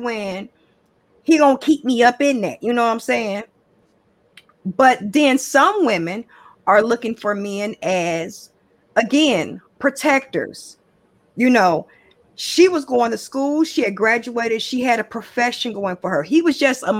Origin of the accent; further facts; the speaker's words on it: Chicago, Illinois, United States; I'm from Chicago. I'm from the West Side. I'm from Chicago